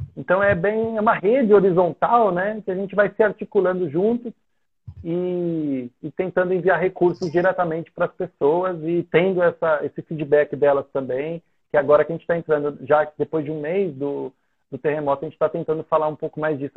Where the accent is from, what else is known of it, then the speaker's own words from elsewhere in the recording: São Paulo, Brazil; moved away as an adult; now in Haiti; eu sou de São Paulo, eu cresci na capital.